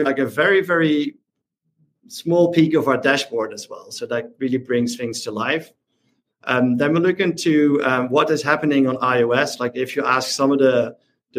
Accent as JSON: {"language": "English", "country": "Netherlands", "said": "I'm from the Netherlands"}